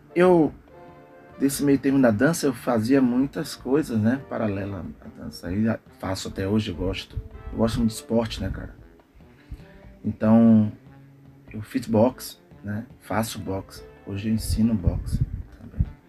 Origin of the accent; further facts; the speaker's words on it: Brazil; Eu vim do bairro da Cidade Nova, né? Palmiúdo, Cidade Nova, adjacência